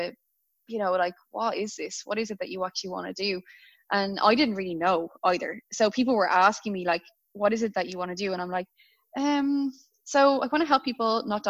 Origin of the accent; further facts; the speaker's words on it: Dublin, Leinster, Ireland; moved away as an adult; now in Melbourne, Australia; I'm in Melbourne and I'm from Dublin.